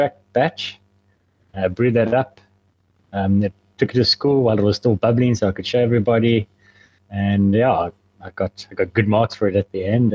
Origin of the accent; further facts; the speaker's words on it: Port Elizabeth, Eastern Cape, South Africa; also born or lived in Ghana; So I was born in Port Elizabeth, South Africa. I've pretty much lived here my whole life.